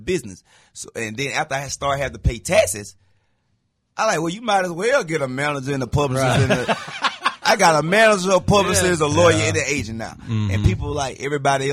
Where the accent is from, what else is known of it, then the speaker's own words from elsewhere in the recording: a small town in Georgia, United States; moved away as an adult; also born or lived in Los Angeles; now in Atlanta, United States; I'm not from Atlanta. I'm from a small town in Georgia.